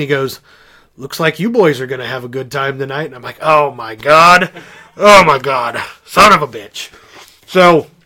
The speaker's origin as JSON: {"language": "English", "region": "Indiana", "country": "United States", "said": "we're from Indiana"}